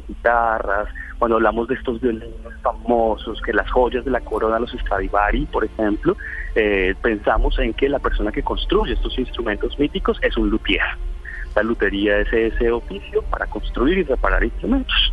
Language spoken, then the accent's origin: Spanish; Colombia; Nosotros en Colombia